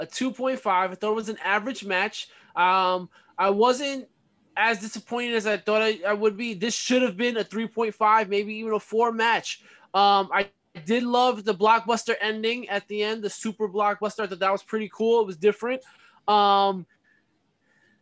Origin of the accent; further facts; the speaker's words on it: New York City, New York, United States; growing up in Brooklyn